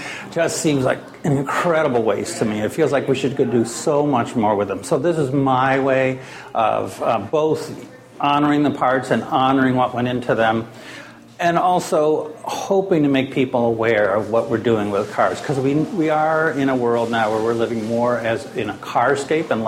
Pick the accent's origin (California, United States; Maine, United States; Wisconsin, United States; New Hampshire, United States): Maine, United States; moved away; I come from Maine originally